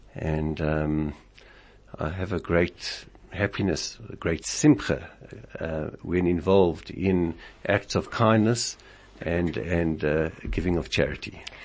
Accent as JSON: {"language": "English", "town": "Springs", "region": "Gauteng", "country": "South Africa", "said": "I came from Springs, a small town where everybody helped"}